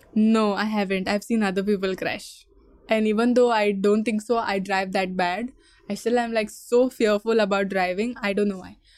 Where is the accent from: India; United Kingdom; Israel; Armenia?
India; Goa; accent: Goan; also born or lived in Mumbai; I did 15 years uh, schooling here. I was born in Goa. I speak Konkani with my grandmom.